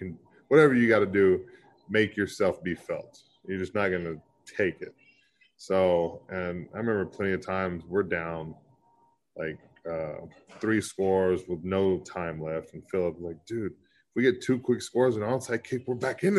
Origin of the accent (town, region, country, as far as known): Texas, United States; born or raised there